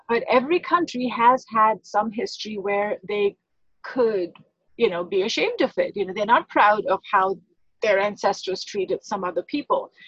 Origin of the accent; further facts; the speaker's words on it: India; now in United States; I grew up in India.